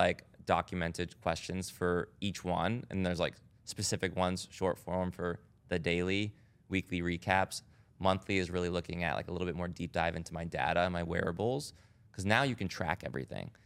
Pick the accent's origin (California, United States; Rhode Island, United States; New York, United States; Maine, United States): Rhode Island, United States; I grew up in Rhode Island